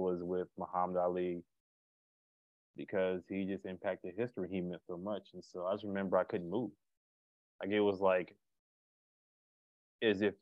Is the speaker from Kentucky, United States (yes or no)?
yes; Louisville, Kentucky, United States; I'm from Louisville, Kentucky